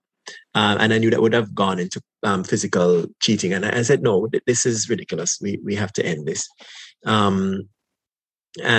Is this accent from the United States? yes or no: no; Jamaica; moved away as an adult; now in Canada; growing up in Jamaica